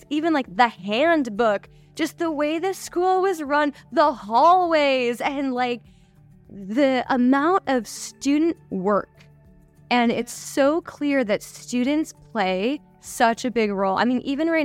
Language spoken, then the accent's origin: English; United States; moved away as an adult; also born or lived in Morocco; now in Bangkok, Thailand